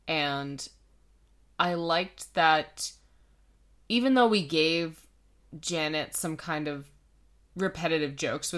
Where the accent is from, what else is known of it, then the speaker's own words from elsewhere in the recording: Canada; Yeah, that's CA because we're Canadian.